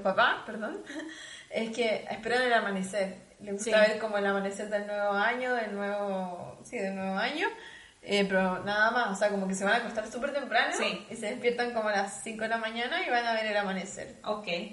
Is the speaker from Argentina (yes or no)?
no; Chile; moved away as an adult; also born or lived in South Korea; now in Munich, Germany; los chilenos nos sentimos